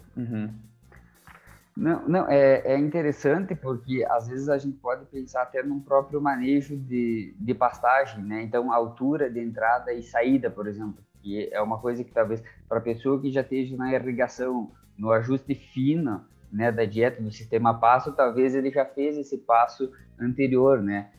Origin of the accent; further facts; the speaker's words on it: Santa Catarina, Brazil; eu sou natural de Santa Catarina